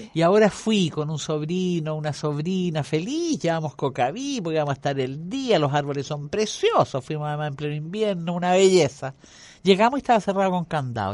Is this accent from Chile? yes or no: yes; Chile; como chilena